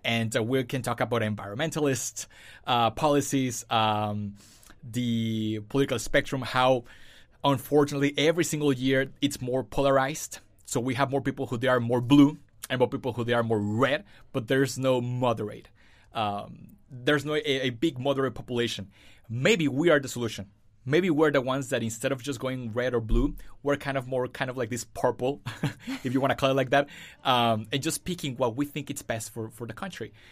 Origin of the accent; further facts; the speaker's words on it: Mexico; moved away as an adult; also born or lived in Fullerton, California; now in United States; I was born and raised in Mexico. So I came here to the States five years ago